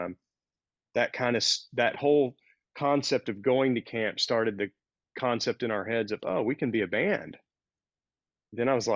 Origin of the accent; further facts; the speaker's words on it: 60 miles from Longview, Texas, United States; 60 miles from my hometown